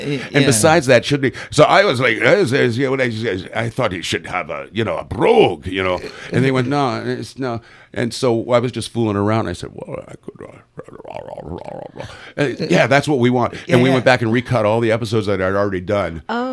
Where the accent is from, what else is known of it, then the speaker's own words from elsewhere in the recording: Florida, United States; also born or lived in Pennsylvania; now in Omaha, United States; I came here to Omaha to be in the Nebraska Theater Caravan. I came from Northwest Florida. I was in Pennsylvania.